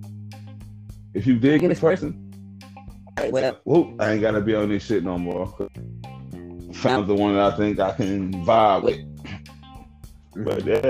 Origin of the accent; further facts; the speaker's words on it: Midwest, United States; I'm from the Midwest